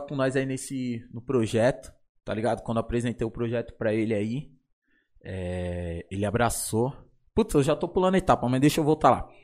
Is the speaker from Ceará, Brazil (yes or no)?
no; São Paulo, Brazil; eu sou da São Remo. Eu e o Vitinho nascido criado na São Remo